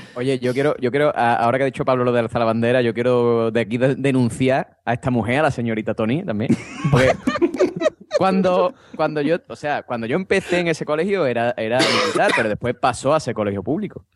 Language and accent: Spanish; Andalusia, Spain; yo como buen andaluz